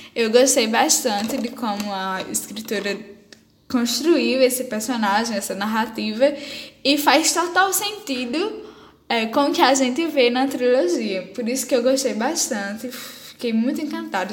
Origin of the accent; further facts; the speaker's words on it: Brazil; eu sou brasileiro